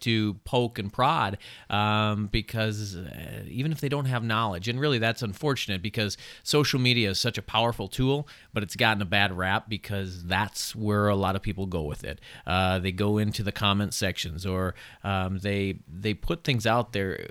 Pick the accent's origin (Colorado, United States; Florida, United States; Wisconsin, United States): Wisconsin, United States; Chippewa Falls; I grew up in Chippewa Falls, not too far, uh, from here, right?